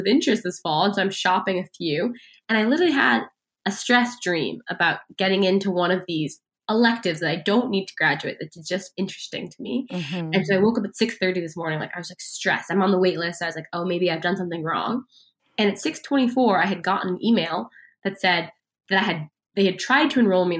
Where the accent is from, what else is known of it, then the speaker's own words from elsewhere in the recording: Seattle, Washington, United States; moved away as an adult; now in Palo Alto, United States; I was born and raised in Seattle